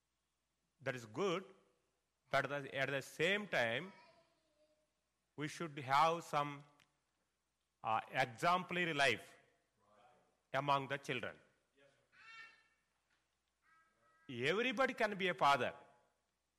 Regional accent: India; first language Telugu; English is a second language; my mother tongue Bible, Telugu

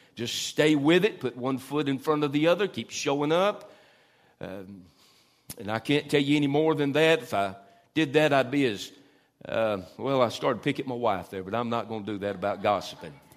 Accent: Tupelo, Mississippi, United States; also born or lived in Norfolk, Virginia; we came from Norfolk, Virginia to Tupelo, Mississippi

